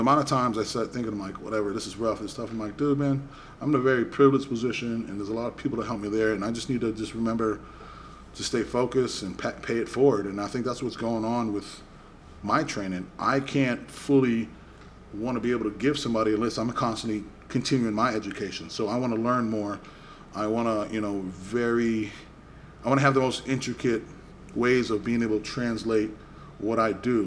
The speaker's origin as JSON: {"language": "English", "town": "Boston", "region": "Massachusetts", "country": "United States", "tie": "born or raised there", "said": "I grew up in Boston"}